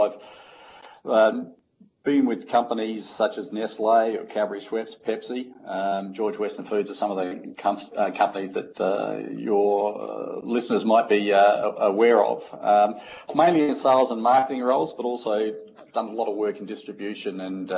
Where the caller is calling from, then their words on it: Singapore; I'm back in Singapore, so I've sort of been around the world just recently, so my role's global, but today I'm calling from Singapore.